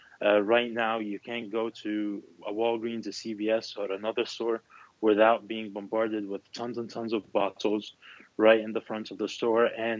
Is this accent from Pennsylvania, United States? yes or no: yes; Philadelphia, Pennsylvania, United States; Yeah, that is correct. I'm from Philadelphia.